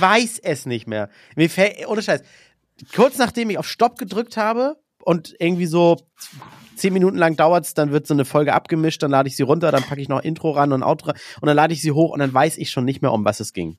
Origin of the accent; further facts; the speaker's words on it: Northern Germany, Germany; ich und du, wir kommen ja aus dem Norden